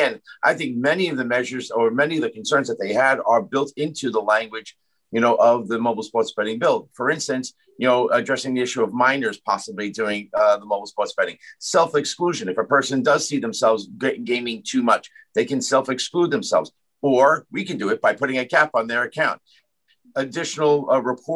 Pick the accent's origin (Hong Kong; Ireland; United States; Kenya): United States; New York City, New York; I did grow up in the shadows of Aqueduct. Aqueduct is in Ozone Park, my hometown